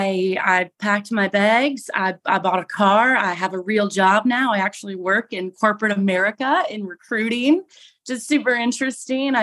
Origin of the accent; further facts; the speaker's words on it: Michigan, United States; moved away as an adult; also born or lived in Alaska / Caribbean; now in Minnesota, United States; I was born and raised in Michigan